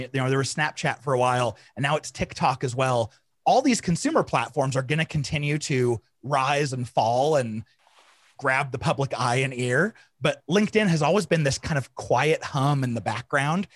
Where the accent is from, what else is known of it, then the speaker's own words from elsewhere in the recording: Arizona, United States; I grew up in Arizona in the hot, hot summers